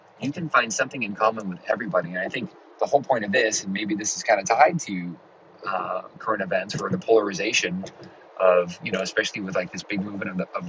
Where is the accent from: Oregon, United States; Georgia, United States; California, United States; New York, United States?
California, United States; Los Angeles; I grew up in Los Angeles. I just came out here from Los Angeles, and it's a little more of a blue area